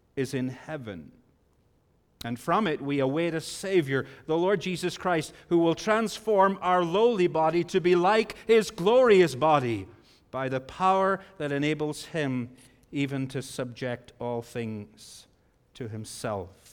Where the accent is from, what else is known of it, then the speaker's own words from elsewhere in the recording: Bangor, Northern Ireland, United Kingdom; I grew up in Bangor, Northern Ireland